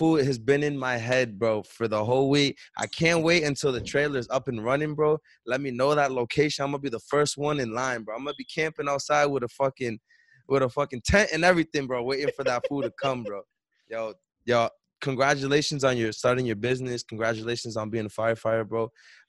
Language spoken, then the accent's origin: English; Chelsea, Massachusetts, United States; moved away; I don't even live in Chelsea no more